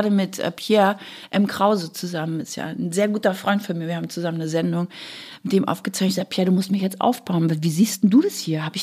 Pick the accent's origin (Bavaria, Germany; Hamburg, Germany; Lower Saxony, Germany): Bavaria, Germany; Gra gerade als Bayer ah.